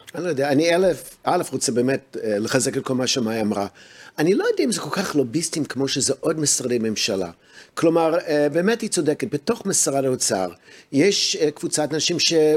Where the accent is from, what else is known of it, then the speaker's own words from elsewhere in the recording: United States; now in Israel; אני הרי גדלתי בארצות הברית